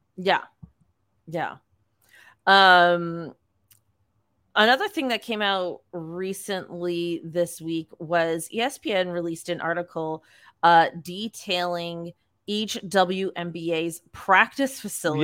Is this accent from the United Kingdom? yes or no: no; Canada; we're Canadian